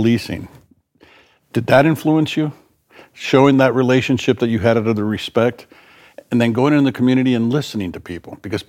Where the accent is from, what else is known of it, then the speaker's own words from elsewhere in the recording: the South, United States; And where you and I grew up in the South, racism was very, you could palpate it.